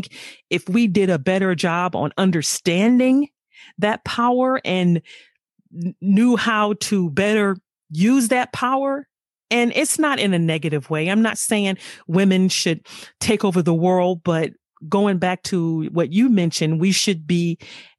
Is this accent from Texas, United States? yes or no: no; Los Angeles, California, United States; growing up in South Central Los Angeles, you know, I've grew up in, you know, in the hood